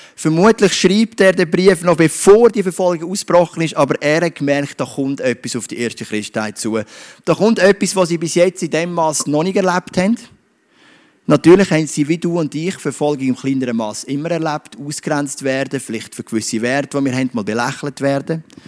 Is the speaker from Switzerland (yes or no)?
yes; Switzerland; ich bin stolz darauf, ein Schweizer zu sein.